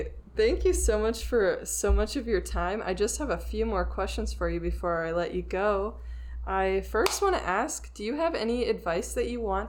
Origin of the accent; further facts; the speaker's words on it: Florida, United States; Growing up in Florida